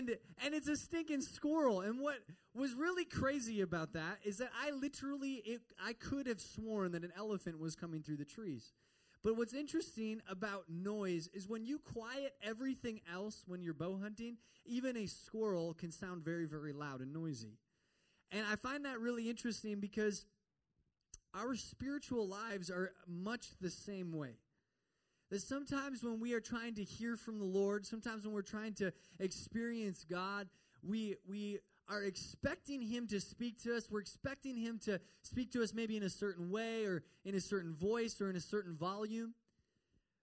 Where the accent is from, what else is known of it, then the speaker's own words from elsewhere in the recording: Midwest, United States; moved away; also born or lived in Minnesota; I'm from the Midwest